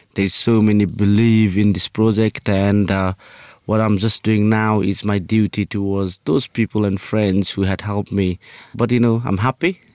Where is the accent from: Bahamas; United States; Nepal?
Nepal; moved away; I'm from Nepal.